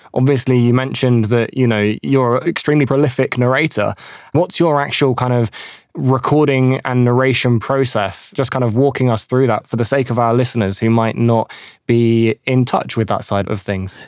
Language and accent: English; United Kingdom; I'm British.